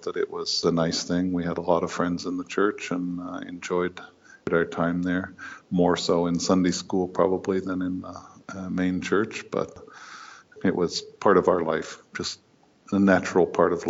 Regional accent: Indiana, United States; moved away as an adult; now in Australia; I grew up in Indiana in the United States

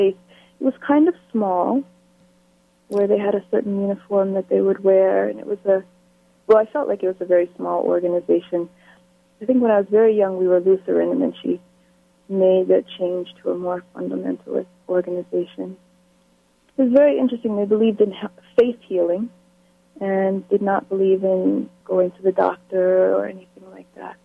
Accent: Falmouth, Massachusetts, United States; moved away; also born or lived in Antigua / Berkeley, California; I grew up in Falmouth, Massachusetts. I was born and raised in Falmouth until I was 9 years old

